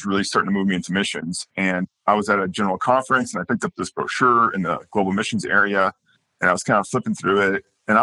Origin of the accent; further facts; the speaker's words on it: South Dakota, United States; moved away as an adult; now in Latvia; I was raised in South Dakota in home missions.